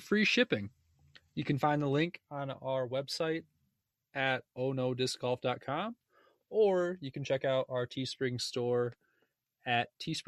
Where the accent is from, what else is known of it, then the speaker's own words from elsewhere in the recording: Michigan, United States; now in Denver, United States; I was from Michigan too